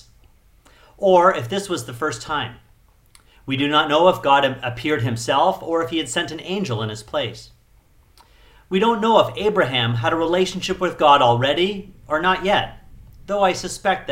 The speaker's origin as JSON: {"language": "English", "country": "Canada", "also_born_or_lived": "Chiang Mai, Thailand / Phuket, Thailand", "moved": "yes", "lives_now": "Thailand", "said": "I'm Canadian"}